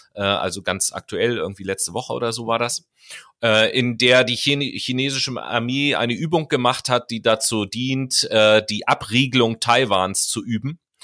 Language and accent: German; Germany; Hier bei uns in Deutschland